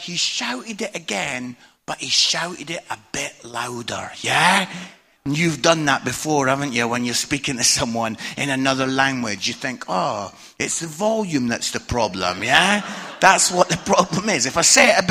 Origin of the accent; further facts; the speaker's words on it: Scotland, United Kingdom; I'm Scottish.